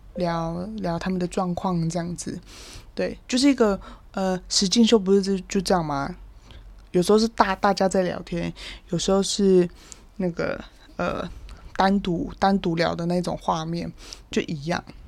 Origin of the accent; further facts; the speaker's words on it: Kaohsiung, Taiwan; moved away; 毕竟我高雄人嘛